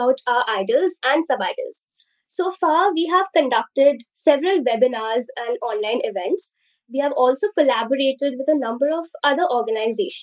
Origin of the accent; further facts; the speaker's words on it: India; I'm from India, and in the Indian society